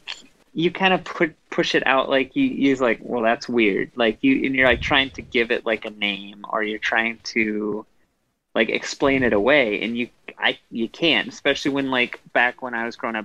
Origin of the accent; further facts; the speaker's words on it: Midwest, United States; when I grew up in the Midwest